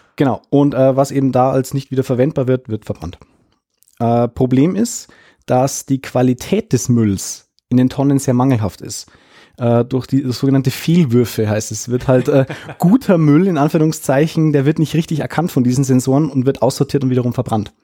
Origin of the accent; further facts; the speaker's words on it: Lower Bavaria, Germany; hier bei uns in Niederbayern